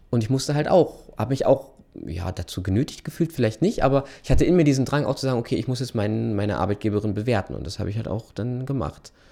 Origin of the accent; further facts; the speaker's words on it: North Rhine-Westphalia, Germany; ich komme ja aus Ostwestfalen